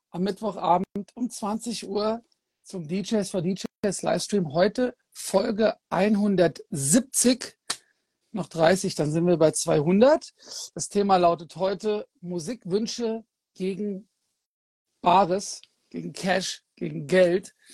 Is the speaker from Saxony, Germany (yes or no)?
no; Kassel, Hesse, Germany; immer wenn ich {S1} nach Nordhessen fahre, also nach Kassel in meiner Heimatstadt